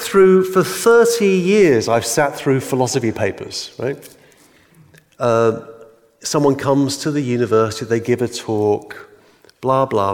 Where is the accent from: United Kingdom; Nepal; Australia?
United Kingdom; England; I'm English